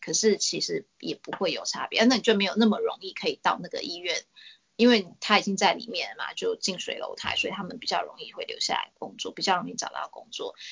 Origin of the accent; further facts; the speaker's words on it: Taiwan; moved away as an adult; now in Australia; 其实我在台湾说是最兴盛课，尤其是我在市疗座椅工也做了好一阵子，就是在当学生的时候